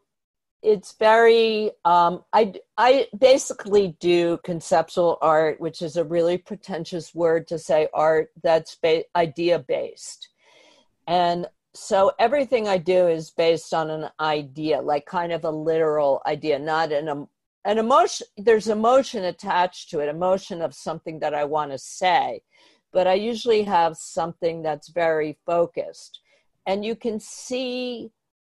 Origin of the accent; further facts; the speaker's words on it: suburbs of Philadelphia, Pennsylvania, United States; moved away as an adult; also born or lived in New York City; now in Bushwick, Brooklyn, United States; Actually, I was born in New York City. I lived in Sidestown till I was 8. And then we moved to the suburbs of Philadelphia.